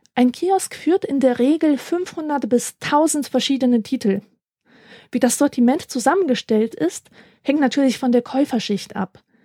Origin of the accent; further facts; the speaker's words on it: Rhineland, Germany; also born or lived in Poland; wie man im Rheinland sagt, wo ich herkomme